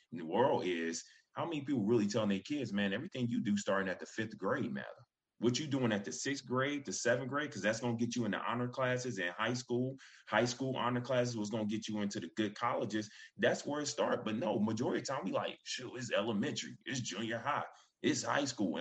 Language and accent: English; Hampton, Virginia, United States; I'm back in my home state of Virginia, VA. You know what I'm saying, Hampton.